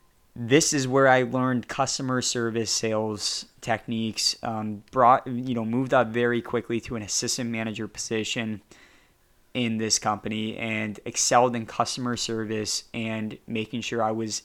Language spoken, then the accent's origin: English; California, United States; I say y'all, I'm actually from Southern California.